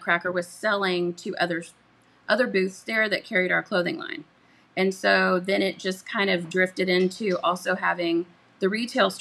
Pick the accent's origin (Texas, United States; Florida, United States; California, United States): Texas, United States; Katy; I'm from Katy originally. So I'm a Katy girl